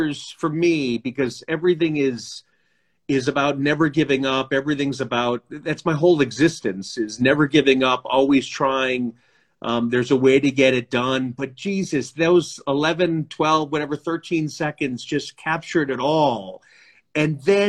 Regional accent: Midwest, United States; I'm a Midwesterner.

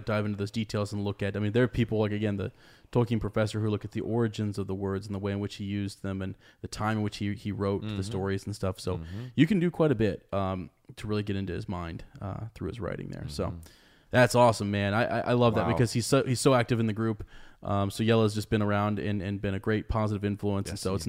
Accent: Charlotte, North Carolina, United States; I am from Charlotte, North Carolina, though I suppose you could consider it Bree of a sort.

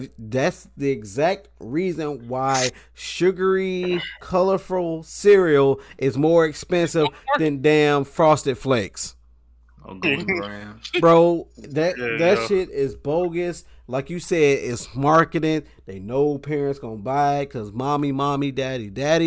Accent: near FAMU, Florida, United States; FAMU right there around the street from my hometown

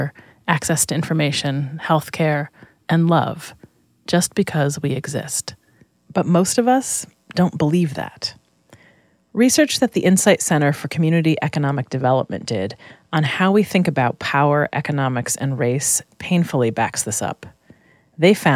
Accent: Rochester, New York, United States; moved away as an adult; I came to college from Rochester, New York, where I'd been raised by my mom.

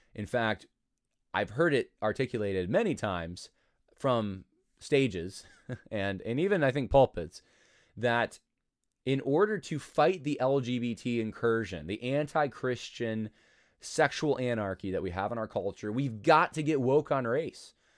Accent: New York, United States; moved away as an adult; we moved away from New York

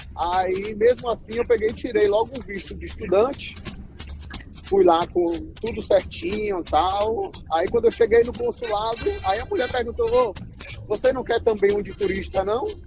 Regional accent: Amargosa, Bahia, Brazil; moved away as an adult; also born or lived in Salvador, Bahia; now in United States; eu nasci em Amargosa, que é uma cidade pequena do interior da Bahia

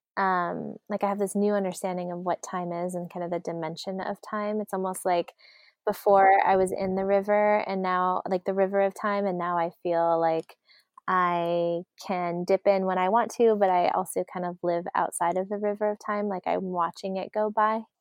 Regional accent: Arizona, United States; we grew up in Arizona

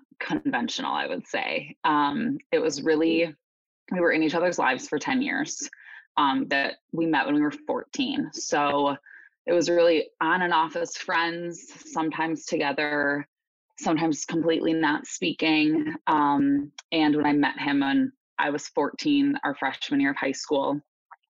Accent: Chicago suburbs, Illinois, United States; I grew up in the Chicago suburbs

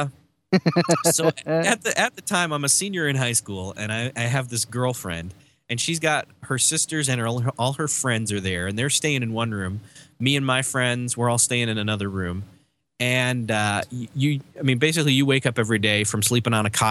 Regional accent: Rochester, New York, United States; I grew up in Rochester, New York

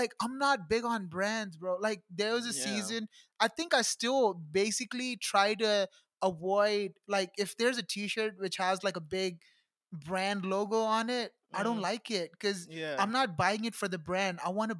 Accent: United States; also born or lived in India; Like growing up in America, it was a big hard thing because I was like first generation immigrant. Like my parents just went to America.

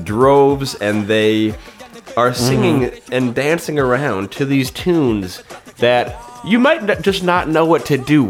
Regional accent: United States; as an American, as a sophisticated and urbane and sort of knowing American.

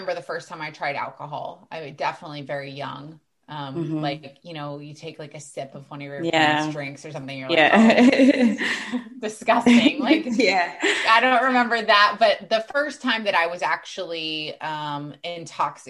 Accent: Texas, United States; now in Florida, United States; I'm originally from Texas

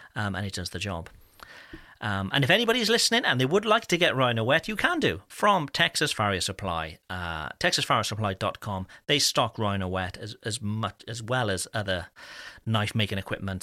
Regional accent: United Kingdom; being, being British

